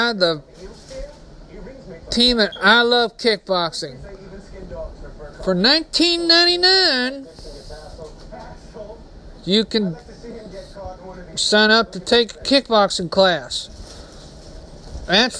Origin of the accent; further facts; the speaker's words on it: Texas, United States; Texas, my home state